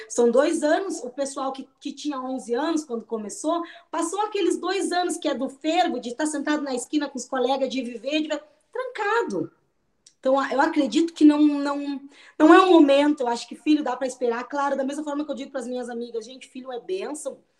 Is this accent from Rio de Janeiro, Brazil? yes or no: no; Pelotas, Rio Grande do Sul, Brazil; sou natural de Pelotas